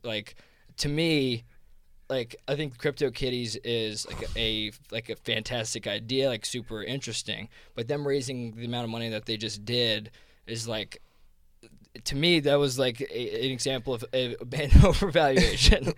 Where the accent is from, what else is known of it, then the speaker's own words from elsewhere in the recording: New Jersey, United States; accent: Jersey; this is my Jersey accent